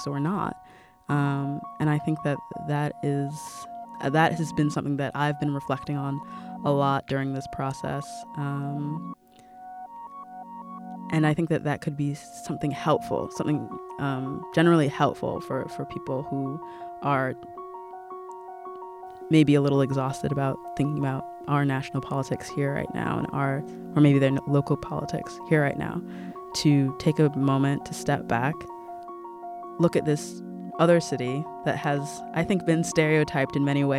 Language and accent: English; United States; growing up in the United States